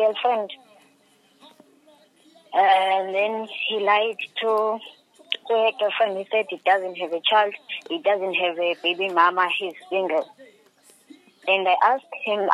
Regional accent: Durban, KwaZulu-Natal, South Africa; I'm from Durban, it's Adam's Mission.

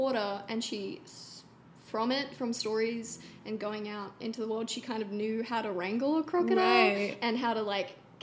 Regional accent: Darwin, Northern Territory, Australia; now in Los Angeles, United States; I was born in Darwin, Australia

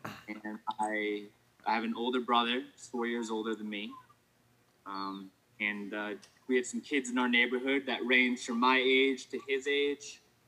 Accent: Coventry, Rhode Island, United States; I grew up in Rhode Island, Coventry, Rhode Island. I had two houses there.

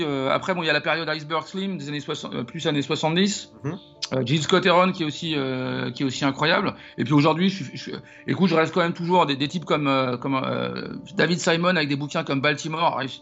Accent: Paris, Île-de-France, France; je suis né et j'ai grandi à Paris

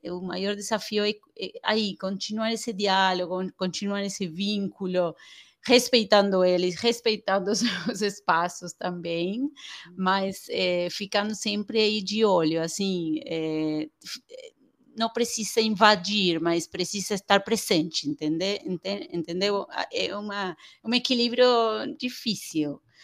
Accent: Argentina; Portuguese is a second language; moved away as an adult; now in Brazil; sou argentina

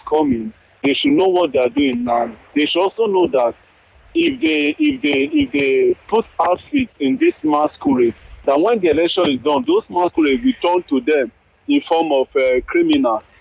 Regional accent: Edo, Nigeria; now in Czech Republic; I'm from Edo State

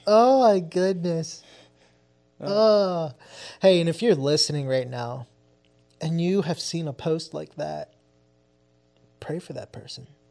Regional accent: New Jersey, United States; also born or lived in Philadelphia; we're from Jersey, right across the street from Philly

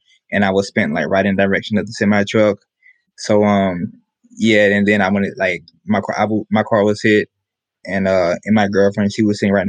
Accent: Tampa, Florida, United States; I am from Tampa, Florida.

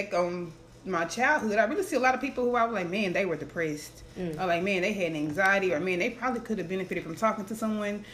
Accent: Stamps, Arkansas, United States; I am from Stamps, Arkansas.

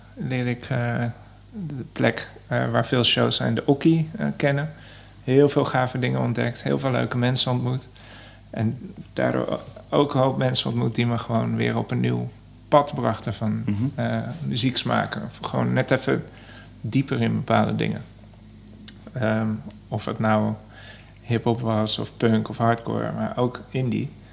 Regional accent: Son en Breugel, North Brabant, Netherlands; also born or lived in Eindhoven; now in Amsterdam, Netherlands; ik kom oorspronkelijk uit Zon

